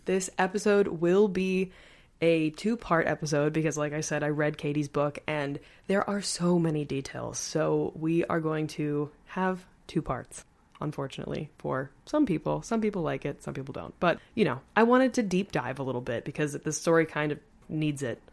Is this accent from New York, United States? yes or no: yes; Long Island, New York, United States; moved away; I am from Long Island. I grew up on Long Island.